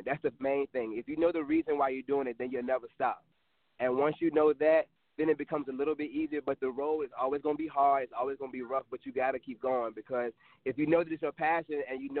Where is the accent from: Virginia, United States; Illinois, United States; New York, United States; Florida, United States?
Virginia, United States; Richmond; here in my hometown in Richmond, Virginia